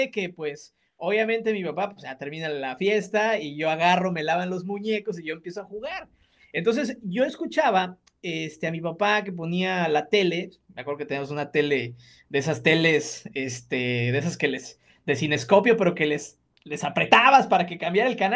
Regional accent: Guadalajara, Jalisco, Mexico; En, Guadalajara, sí, ah, pues, Guadalajara. Ah, bueno, somos pues, de Guadalajara.

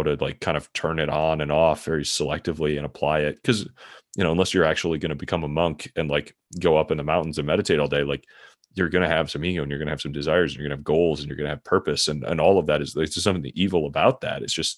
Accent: Midwest, United States; also born or lived in San Francisco; Mostly like we were moving the company for career things, but I'd been in San Francisco for a few years and I grew up in the Midwest. So I was kind of happy to be, you know, have the context to move back.

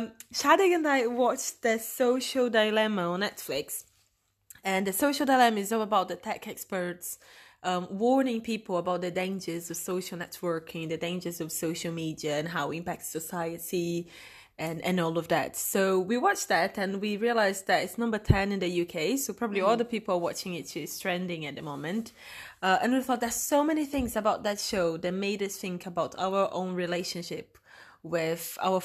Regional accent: Brazil; I'm Brazilian.

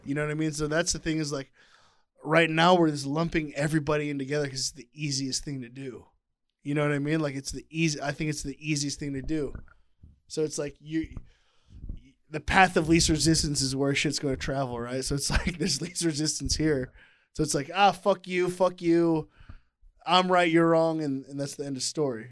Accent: United States; I grew up here

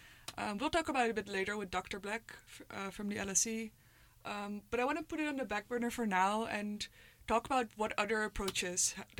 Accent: Netherlands; moved away; in my home country, the Netherlands

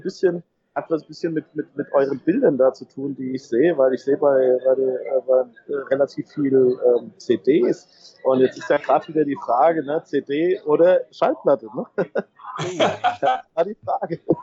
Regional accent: Hesse, Germany; ich komme ja, komm ja aus Hessen, wir haben Appelwein

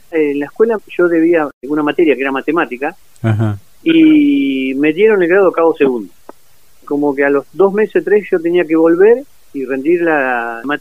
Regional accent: Norberto de la Riestra, Buenos Aires Province, Argentina; now in Saladillo, Argentina; Así es, nací en Norberto de la Riestra, me crié y después cuando formé una familia me vine a vivir a Saladillo.

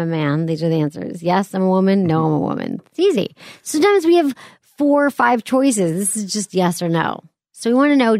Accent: Michigan, United States; now in San Francisco, United States; where I grew up in Michigan

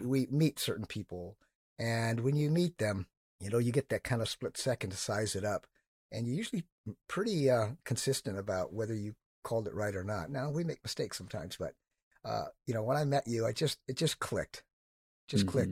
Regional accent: Northern California, United States; moved away; I grew up in Northern California

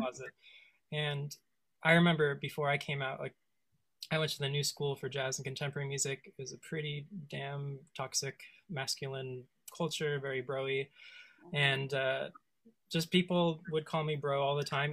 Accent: West Coast, United States; I grew up on the West Coast

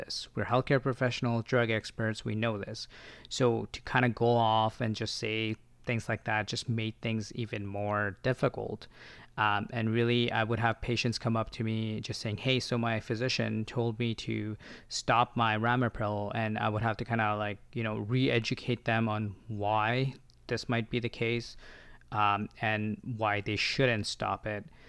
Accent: Ontario, Canada; moved away as an adult; now in Victoria, Canada; I'm from Ontario. I used to work as an assistant

